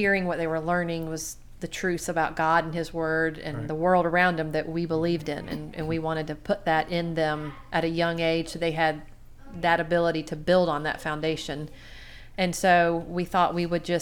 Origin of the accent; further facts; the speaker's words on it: Garden City, Georgia, United States; also born or lived in South Carolina / Tennessee; I grew up in Garden City, big old Garden City, Georgia.